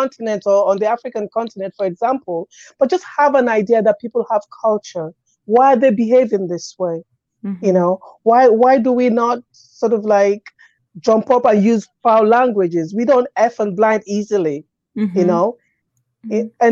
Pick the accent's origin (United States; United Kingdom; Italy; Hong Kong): United Kingdom; England; moved away as an adult; now in Windsor, Canada; I was born and raised in England, but I was raised also on cultural backgrounds as well.